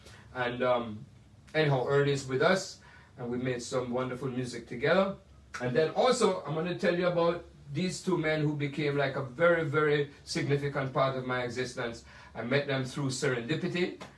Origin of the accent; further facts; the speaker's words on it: Jamaica; now in United States; There are all these great films that I saw growing up in Jamaica and then in America that inspired me